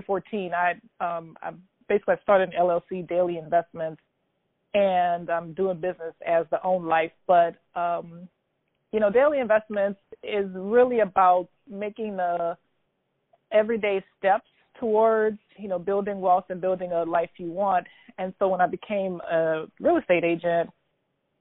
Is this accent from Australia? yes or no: no; New Orleans, Louisiana, United States; I'm born and raised in New Orleans, Louisiana, where I currently reside